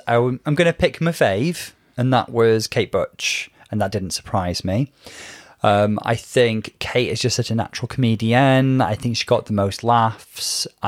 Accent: Liverpool, North West England, United Kingdom; even though I'm not a Scouser, you know, my formative years were in Liverpool

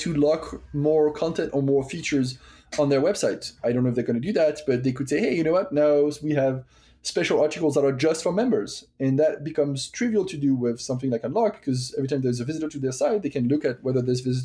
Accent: France; accent: French; English is a second language; now in United States; I'm French, as you might have guessed with my accent at this point, and I live in the US

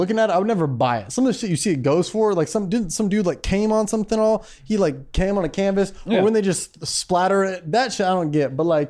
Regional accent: Naperville, Illinois, United States; I'm from Naperville, Illinois, represent

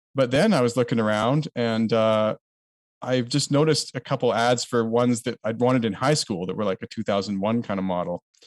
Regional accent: Canada; a Canadian was, like, kind of unique to us

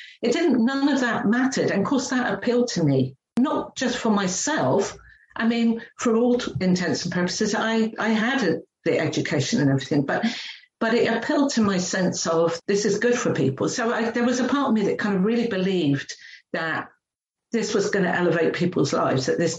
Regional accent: England, United Kingdom; moved away as an adult; now in New Zealand; I'm a real working class girl. That's how I grew up in England

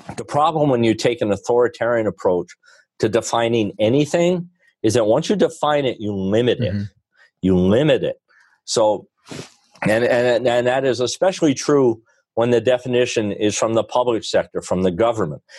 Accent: Rutland County, Vermont, United States; also born or lived in Hanover, New Hampshire; I grew up in Rutland County, which is a real blue collar

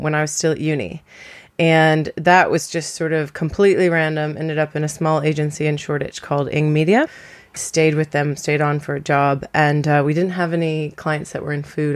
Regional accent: Florida, United States; moved away as an adult; now in London, United Kingdom; I am American. I'm from Florida

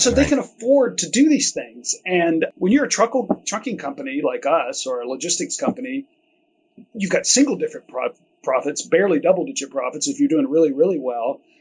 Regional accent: Chattanooga, Tennessee, United States; also born or lived in Georgia / Bay Area; eventually moved back here to Chattanooga in the late 90s, which is home for me. I grew up here

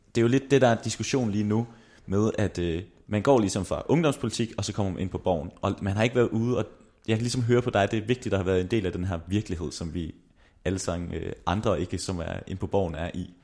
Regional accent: Aarhus area, Central Denmark Region, Denmark; Vi kommer jo alle sammen fra Aarhus-området

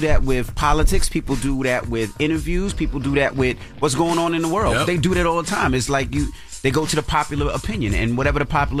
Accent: Queens, New York, United States; Of course, I'm from Queens.

